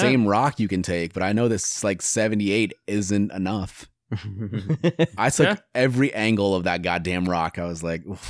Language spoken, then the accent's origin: English; Iowa, United States; I grew up in Iowa.